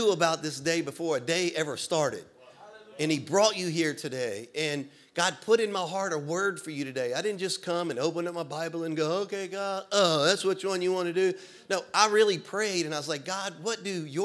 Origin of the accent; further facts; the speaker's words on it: Louisiana, United States; moved away as an adult; now in Florida, United States; when I was a kid growing up in Louisiana